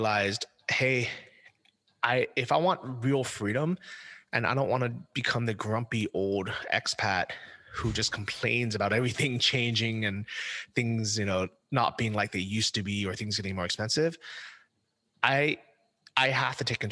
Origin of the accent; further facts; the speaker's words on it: United States; moved away; as an American